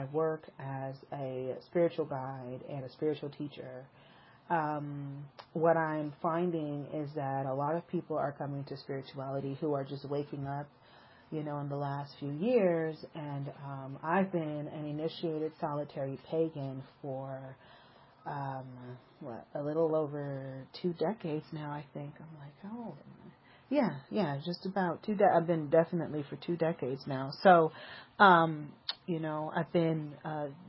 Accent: Los Angeles, California, United States; I was born in Northern California, but I've spent most of my life in Southern California. And I actually lived most of my life in South Central Los Angeles

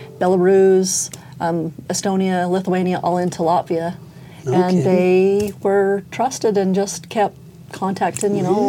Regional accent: Rexburg, Idaho, United States; I grew up in Rexburg, Idaho.

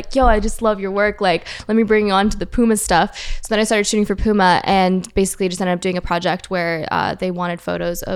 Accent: Virginia, United States; first language French; English is a second language; moved away as an adult; also born or lived in Los Angeles; now in Paris, France; I grew up in Virginia. And then I moved to LA when I was 20

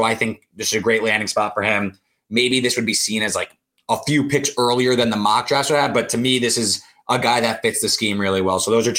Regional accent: New Jersey, United States; moved away as an adult; also born or lived in Manhattan, New York; now in New York City, United States; I'm from Jersey, now live in Manhattan. So grew up right by the Meadowlands, now live in the city.

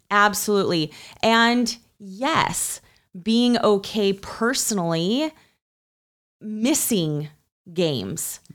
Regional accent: Utah, United States; growing up in Utah, in the culture of Utah

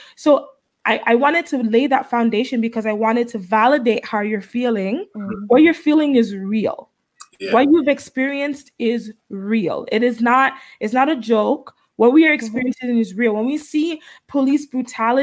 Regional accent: Florida, United States; I grew up in Florida, and I've always I always lived in the hood.

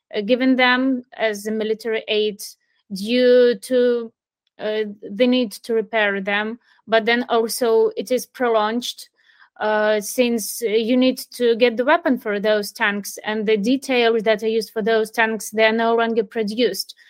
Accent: Mariupol, Donetsk Oblast, Ukraine; moved away as an adult; also born or lived in Kyiv, Ukraine; I was born in Mariupol and I was living there most of my life. Uh, I moved to Kiev due to work reason last year

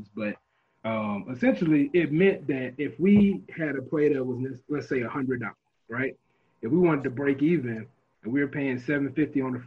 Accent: Baton Rouge, Louisiana, United States; moved away as an adult; now in Austin, United States; I'm actually from Baton Rouge, Louisiana, born and raised, moved out to Austin, Texas about 6 years ago.

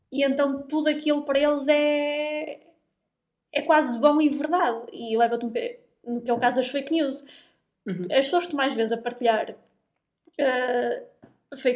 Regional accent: Porto, Norte, Portugal; do Porto e aqui é que se fala bem

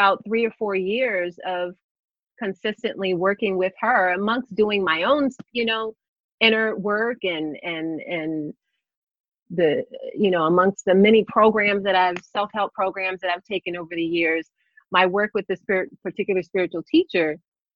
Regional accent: Plainfield, New Jersey, United States; Born and raised Plainfield, New Jersey

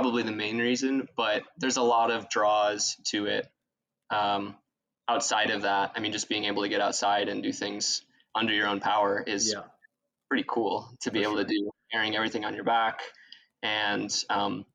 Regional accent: Ohio, United States; moved away; also born or lived in Syracuse, New York; I'm originally from Ohio

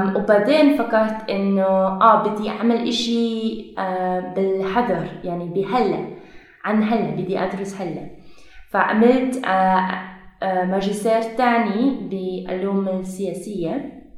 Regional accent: Belgium; Arabic is a second language; moved away as an adult; now in Jordan; أنا من بلجيكا

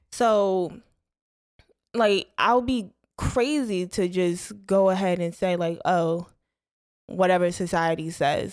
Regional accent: Bergen County, New Jersey, United States; moved away; I'm from North Jersey, right outside New York

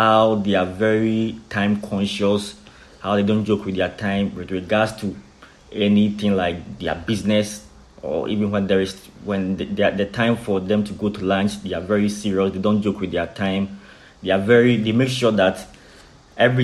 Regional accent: Kumasi, Ashanti, Ghana; moved away as an adult; now in China; I'm born and raised in Kumasi, Ghana. I currently live

